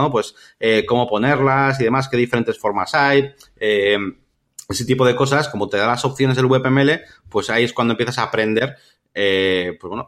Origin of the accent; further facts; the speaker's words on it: Spain; now in London, United Kingdom; Yo quiero ver la web en castellano aunque esté en Londres, porque yo, yo soy español, digamos, ¿no?